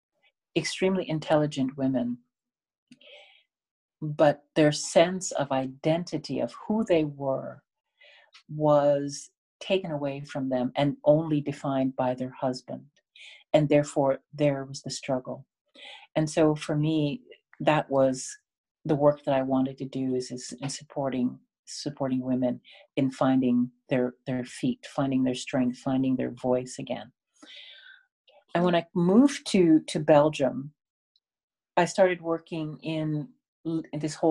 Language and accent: English; Canada; I was born in Canada.